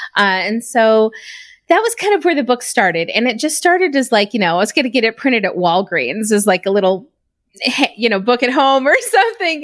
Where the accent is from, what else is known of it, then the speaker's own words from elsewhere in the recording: Reno, Nevada, United States; now in Utah, United States; I'm originally from Reno, Nevada. I grew up there, went to school. I moved back and forth from he, there in Utah kinda throughout my youth